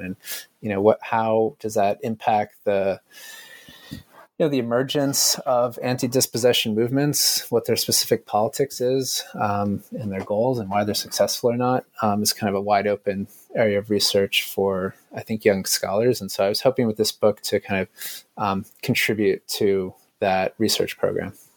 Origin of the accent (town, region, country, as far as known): United States